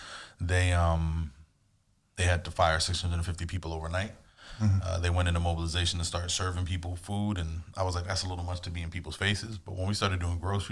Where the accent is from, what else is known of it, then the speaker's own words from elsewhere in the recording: Miami Gardens, Florida, United States; moved away as an adult; now in West Palm Beach, United States; I grew up in Carroll City, Miami, Florida